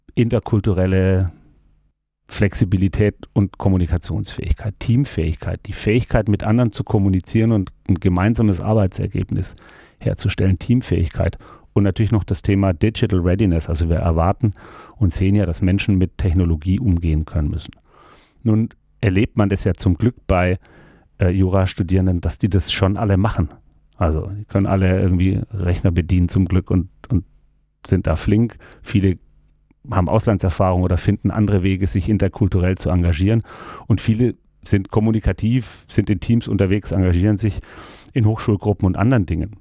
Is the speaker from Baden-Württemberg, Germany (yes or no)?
yes; Stuttgart, Baden-Württemberg, Germany; moved away as an adult; also born or lived in Freiburg / Hamburg; ich bin in Stuttgart geboren und aufgewachsen